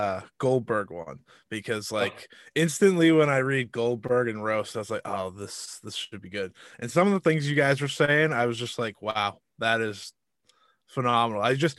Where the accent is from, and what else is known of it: Boston, Massachusetts, United States